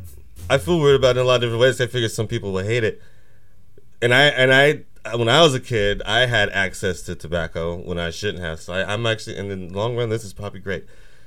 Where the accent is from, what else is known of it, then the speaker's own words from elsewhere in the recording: Oregon, United States; it was so easy for me to get cigarettes around Oregon when I was a kid.